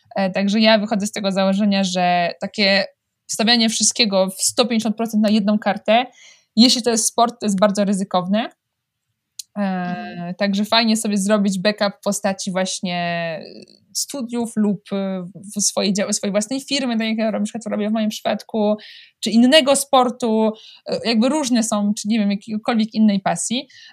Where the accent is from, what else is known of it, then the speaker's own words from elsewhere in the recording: Łódź, Łódź Voivodeship, Poland; moved away as an adult; also born or lived in France / Vercorin, Switzerland; now in Switzerland; jestem z Łodzi